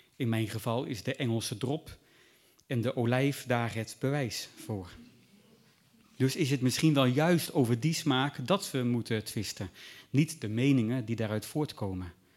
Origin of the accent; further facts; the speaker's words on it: Groningen countryside, Netherlands; ik ben opgegroeid op het Groningse platteland tussen boeren.